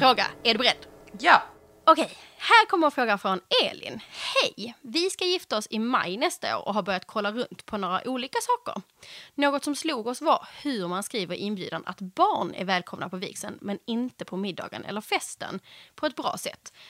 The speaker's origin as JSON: {"language": "Swedish", "region": "Skåne", "country": "Sweden", "also_born_or_lived": "Stockholm", "moved": "as an adult", "said": "jag är från Skåne"}